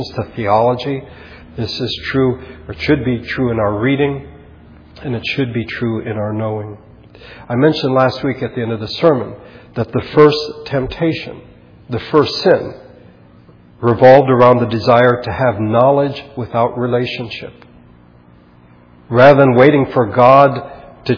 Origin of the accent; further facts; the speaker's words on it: Philippines; when I was growing up in the Philippines